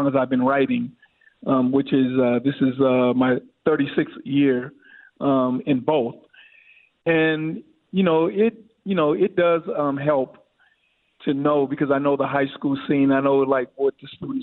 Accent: St. Paul, Minnesota, United States; I was from St. Paul, and I lived in the Central neighborhood

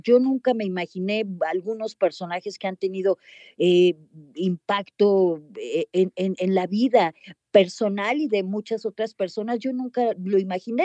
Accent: Mexico; accent: Mexican; also born or lived in United States; yo hablaba inglés, pero, pero pues mexicano

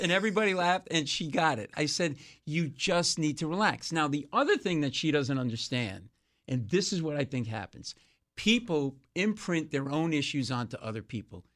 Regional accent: Rhode Island, Connecticut, New England, United States; moved away as an adult; also born or lived in New York; I grew up in New England and Rhode Island and in Connecticut

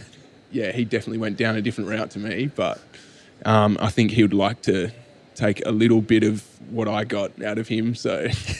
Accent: Dunsborough, Western Australia, Australia; also born or lived in Perth; So I actually grew up down in Dunsborough in the southwest of WA.

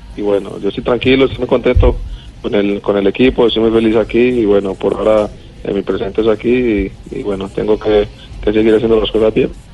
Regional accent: Colombia; now in Argentina; como todo colombiano

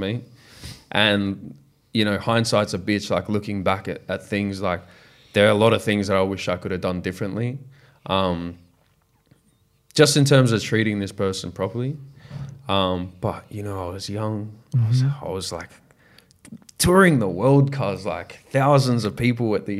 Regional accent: Australia; I'm an Australian artist

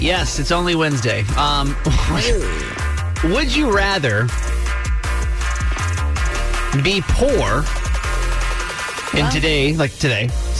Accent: the South, United States; growing up in the South

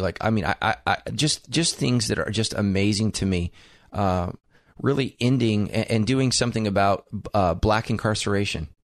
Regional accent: United States; I am an American

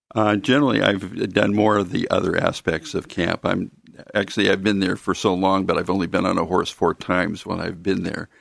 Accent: Mount Angel, Oregon, United States; also born or lived in Silverton, Oregon / Corvallis, Oregon; grew up in, uh, the city of Mount Angel.

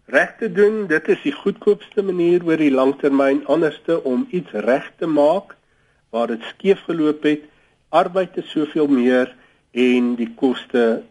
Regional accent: South Africa; ons as Suid-Afrikaners

